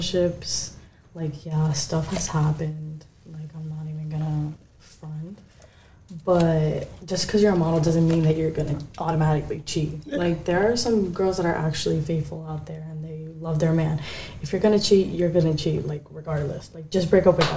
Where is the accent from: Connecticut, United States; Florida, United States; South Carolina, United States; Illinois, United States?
Florida, United States; Miami; also born or lived in Kentucky / Virginia; I grew up in Miami